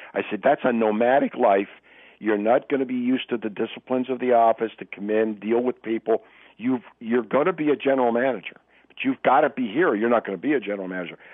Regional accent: Pennsylvania, United States; I grew up in Pennsylvania

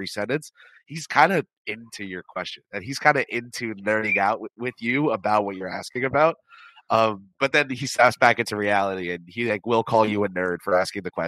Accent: New Jersey, United States; I'm from New Jersey

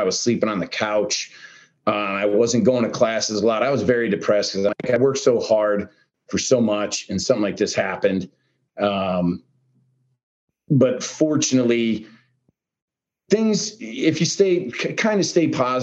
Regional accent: Pennsylvania, United States; moved away; we're both from Pennsylvania though, man. Like, we're both from Pennsylvania

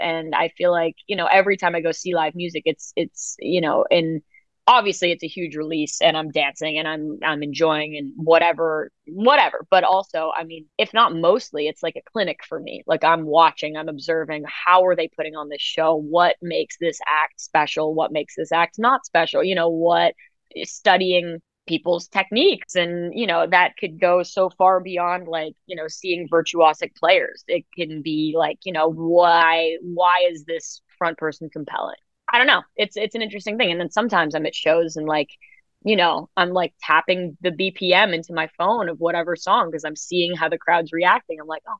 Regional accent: New York City, New York, United States; I grew up in New York City

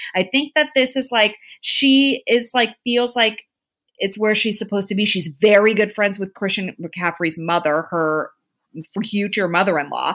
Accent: Bay Area, California, United States; I'm from the Bay Area

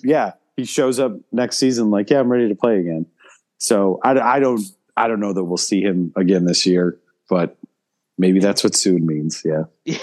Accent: Chicago, Illinois, United States; where I grew up in Chicago

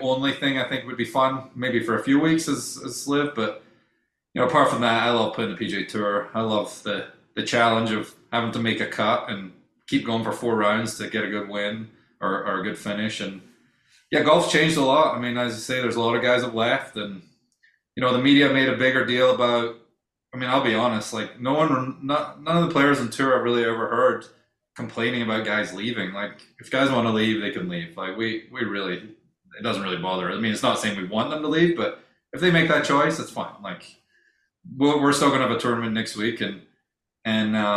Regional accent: Scotland, United Kingdom; moved away; I'm Scottish

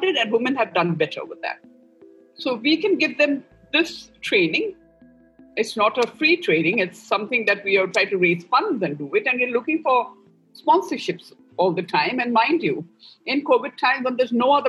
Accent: Northeast India, India; I'm from the Northeast

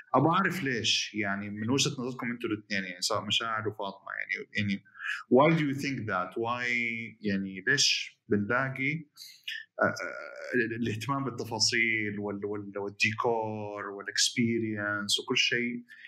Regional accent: Jeddah, Makkah Province, Saudi Arabia; عندنا بجده

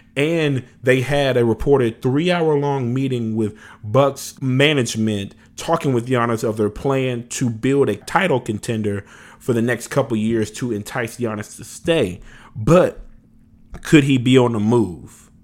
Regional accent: Louisiana, United States; moved away; I'm originally from Louisiana

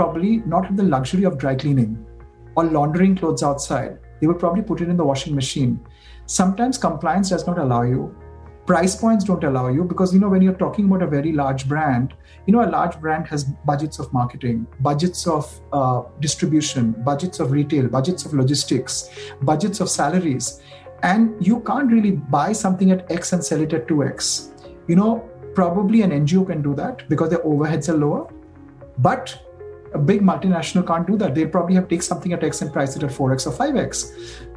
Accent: India; as an Indian designer

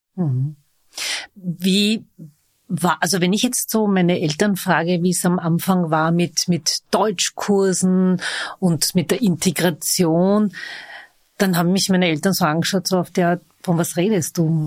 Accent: Vienna, Austria; Ich bin waschechte Wienerin

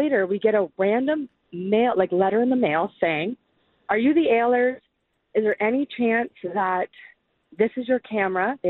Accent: Canada; We're Canadian

